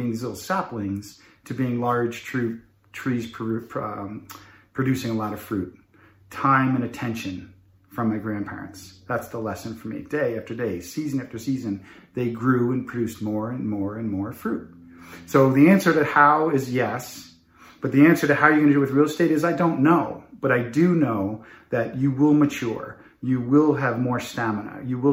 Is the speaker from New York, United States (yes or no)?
yes; Long Island, New York, United States; When I was a young child, last of seven kids growing up in Long Island